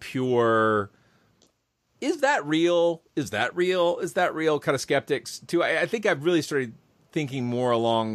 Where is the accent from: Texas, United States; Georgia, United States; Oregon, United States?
Georgia, United States; Kennesaw; my hometown of Kennesaw